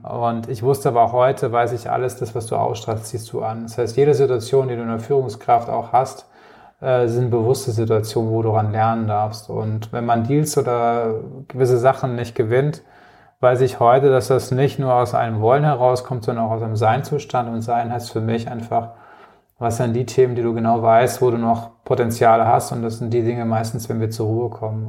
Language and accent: German; Rhineland-Palatinate, Germany; moved away as an adult; now in Munich, Germany; Ich komme aus, ursprünglich aus der Pfalz und wohne jetzt seit knapp 15 Jahren in München